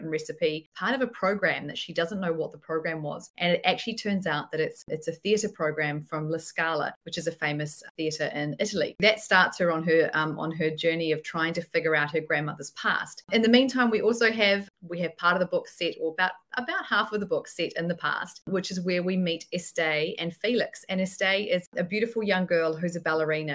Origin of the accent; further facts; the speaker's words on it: New Zealand; I'm in New Zealand, if you haven't been able to tell by my strange accent